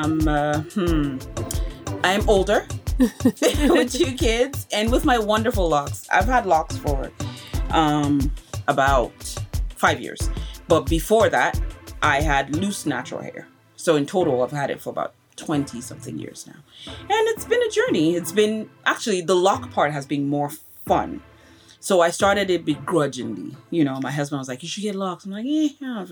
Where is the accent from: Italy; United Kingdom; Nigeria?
Nigeria; now in United States; I'm Nigerian. I'm married to a Sierra Leonean and I've lived in the US for 20 something years